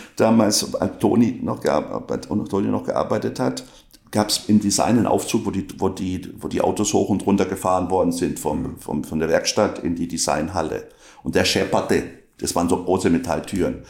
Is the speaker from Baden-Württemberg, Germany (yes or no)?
yes; Inzlingen, Baden-Württemberg, Germany; accent: Alemannic; first language Alemannic; moved away as an adult; also born or lived in Braunschweig / Karlsruhe; ich komme aus Inzling bei Lörrach